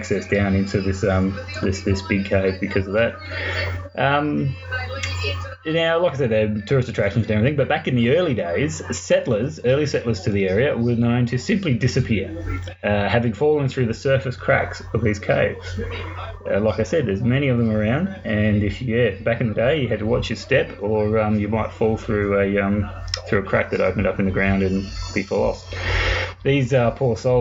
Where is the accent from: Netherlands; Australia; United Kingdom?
Australia; Mount Gambier, South Australia; my little hometown of Mount Gambier is located in an area that was once home to many active volcanoes